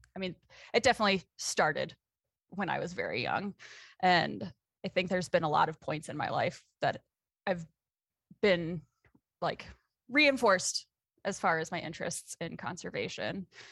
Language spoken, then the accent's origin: English; South Metro of the Twin Cities, Minnesota, United States; moved away as an adult; also born or lived in Oregon; now in Montana, United States; I grew up in the South Metro of the Twin Cities